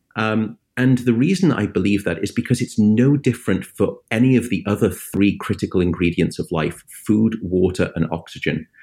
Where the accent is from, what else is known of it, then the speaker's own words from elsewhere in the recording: United Kingdom; now in United States; my home country, the United Kingdom